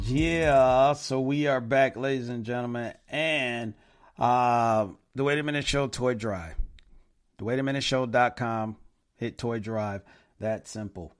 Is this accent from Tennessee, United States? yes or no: no; Flint, Michigan, United States; my hometown